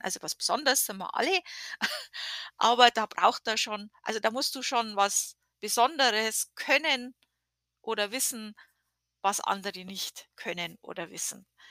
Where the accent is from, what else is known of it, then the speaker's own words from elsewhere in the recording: Germany; now in United States; wir als Deutsche